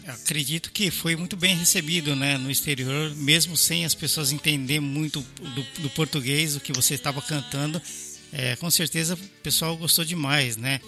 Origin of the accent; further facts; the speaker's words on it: São Paulo, Brazil; eu sou paulistano